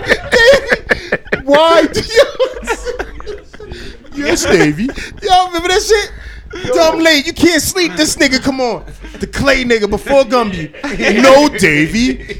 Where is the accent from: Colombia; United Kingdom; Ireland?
Ireland; I'm Irish, man.